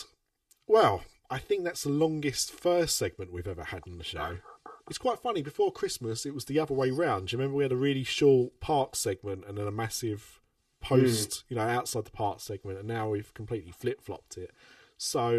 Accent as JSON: {"language": "English", "country": "United Kingdom"}